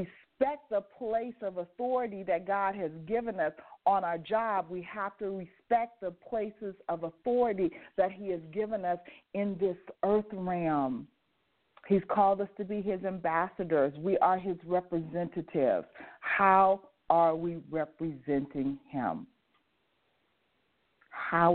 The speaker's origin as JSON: {"language": "English", "town": "Las Vegas", "region": "Nevada", "country": "United States", "tie": "born or raised there", "said": "I grew up in Las Vegas, and I grew up in Las Vegas in the 50s, 60s, and 70s"}